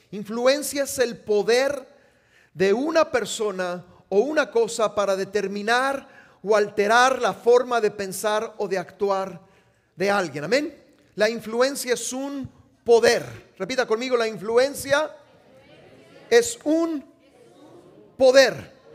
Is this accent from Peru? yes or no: no; Mexico; now in United States; Yo ya no soy mexicano